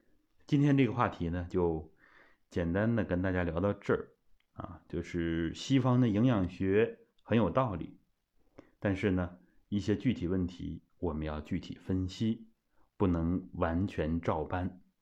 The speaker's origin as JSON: {"language": "Chinese", "country": "China", "said": "我们中国人和西方人很多的习惯不一样。"}